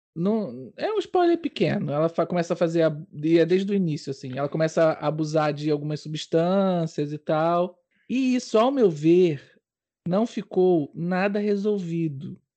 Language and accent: Portuguese; Brazil; now in Portugal; Enquanto brasileiro